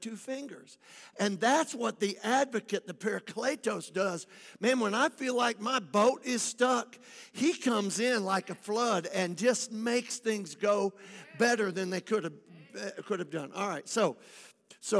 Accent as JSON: {"language": "English", "region": "Michigan", "country": "United States", "tie": "born or raised there", "also_born_or_lived": "West Palm Beach, Florida", "moved": "yes", "said": "I lived in Michigan. I grew up in Michigan."}